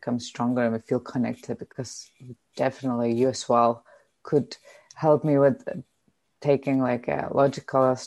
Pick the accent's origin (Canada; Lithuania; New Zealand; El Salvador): Lithuania; English is a second language; moved away as an adult; also born or lived in Germany / Denmark / China / Australia; I'm Lithuanian. I've been living in many different countries like Germany, Denmark, China, Australia